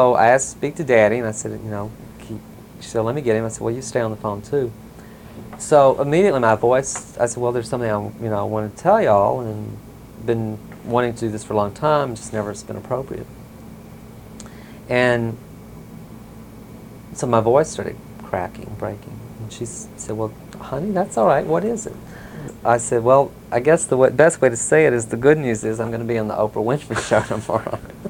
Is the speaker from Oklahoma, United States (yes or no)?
no; Mississippi, United States; I was the one from Mississippi.